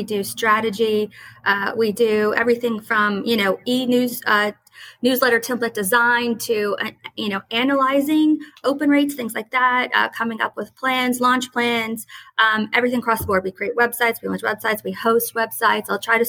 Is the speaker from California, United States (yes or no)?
no; New Orleans, Louisiana, United States; Whether you like it or not, we're from New Orleans. We're the crazy idea people, you know